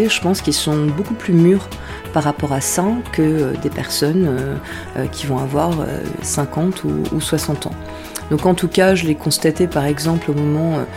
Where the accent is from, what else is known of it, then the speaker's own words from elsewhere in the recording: the North, Hauts-de-France, France; also born or lived in Paris region / Marcq-en-Barœul; je suis arrivée dans le Nord, j'avais 7 ans. Je me souviens particulièrement de cette journée, c'était au moment de... Donc je suis native de région parisienne, je suis arrivée dans le Nord quasiment un jour de braderie, quelques jours avant la braderie à Marc-en-Barœul